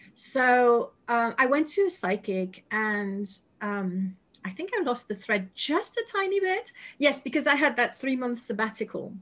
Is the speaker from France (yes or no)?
yes; Paris, Île-de-France, France; English is a second language; moved away as an adult; now in United Kingdom; I lived 36 years, well, minus one in Paris